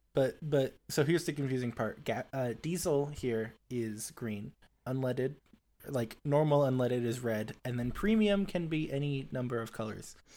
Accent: Springfield, United States; also born or lived in Huntsville, Alabama; in Springfield, my hometown.

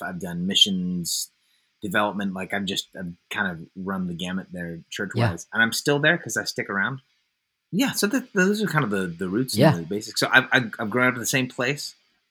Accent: Concord, California, United States; also born or lived in Oakland; Yeah, so I was born in Oakland, California.

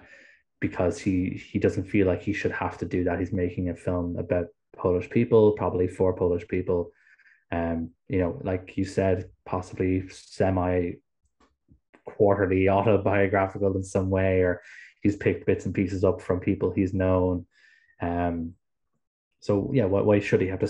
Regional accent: Ireland; me being Irish

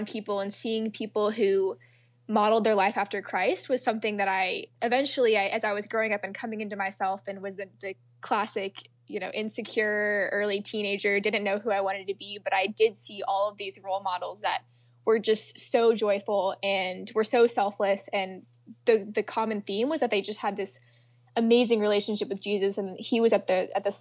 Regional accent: a suburb of Atlanta, Georgia, United States; I'm actually from a suburb of Atlanta. So I'm from the South

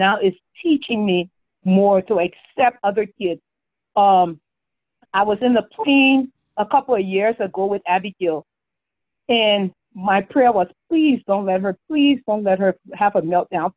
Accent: Liberia; moved away; our growing up in Liberia

